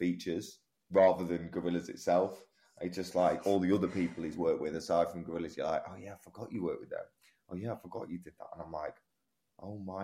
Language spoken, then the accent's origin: English; Manchester, North West England, United Kingdom; I'm from Manchester